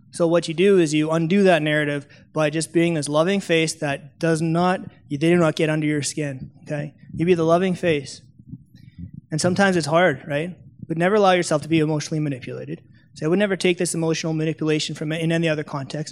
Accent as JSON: {"language": "English", "country": "Canada", "said": "I'm from Canada"}